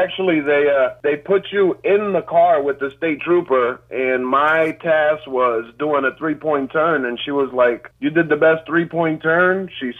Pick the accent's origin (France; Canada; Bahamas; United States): United States; Boston, Massachusetts; now in Cornish, Maine, United States; I'm from Dorchester.